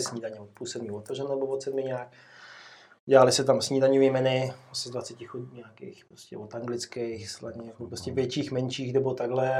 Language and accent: Czech; Libáň, Hradec Králové Region, Czechia; also born or lived in Jičín; pocházím z Libáně, což je kousek odsaď, takový krásný městečko. Uh-huh. Tam jsem vlastně prakticky vydůstal